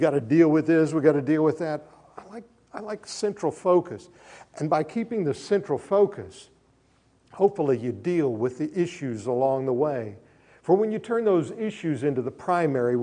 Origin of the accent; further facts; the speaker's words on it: Oklahoma, United States; also born or lived in Minco, Oklahoma; I grew up in Oklahoma. It's been my home since 1957